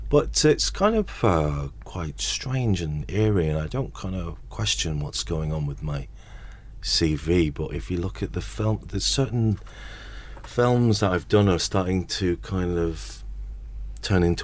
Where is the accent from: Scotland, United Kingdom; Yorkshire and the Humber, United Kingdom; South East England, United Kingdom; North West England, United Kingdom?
North West England, United Kingdom; Salford; everyone can obviously hear I'm from Salford.